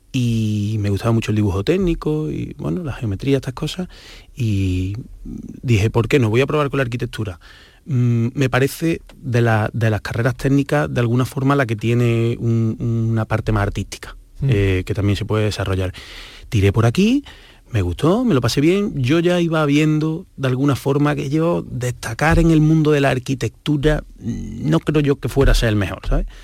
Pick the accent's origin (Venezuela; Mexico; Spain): Spain; Córdoba, Andalusia; accent: Cordoban; now in Madrid, Spain; yo crecí siempre en un barrio muy cercano al Alcázar y a San Basilio